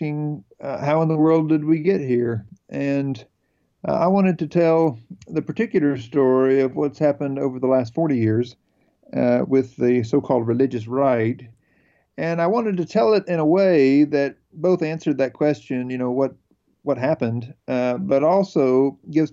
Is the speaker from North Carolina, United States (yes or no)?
yes; North Carolina, United States; I am from North Carolina. I grew up out in tobacco country here in North Carolina